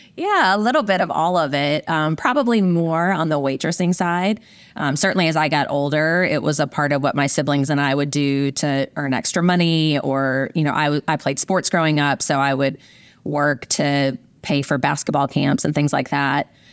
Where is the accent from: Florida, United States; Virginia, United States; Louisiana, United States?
Virginia, United States; rural; moved away as an adult; also born or lived in Midwest / Orange County, California; I grew up in a small farming community in rural Virginia